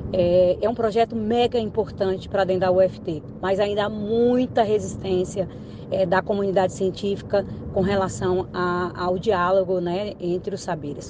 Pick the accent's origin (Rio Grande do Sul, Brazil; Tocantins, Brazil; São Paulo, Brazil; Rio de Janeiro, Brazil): Tocantins, Brazil; Indianópolis; eu nasci em Indianópolis, Tocantins, na época era Goiás